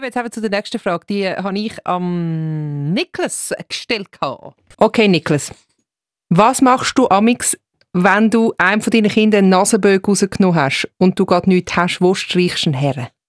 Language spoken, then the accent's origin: German; Winterthur, Zurich, Switzerland; moved away; ich komme äh, ursprünglich aus Winterthur